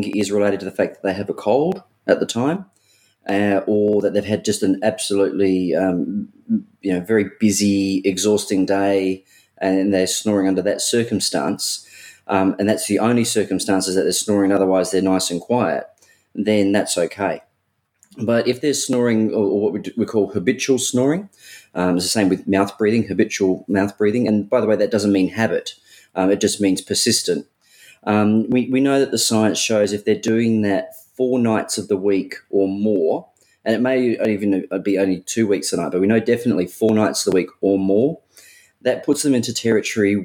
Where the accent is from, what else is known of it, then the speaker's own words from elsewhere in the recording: Adelaide, South Australia, Australia; I'm originally from Adelaide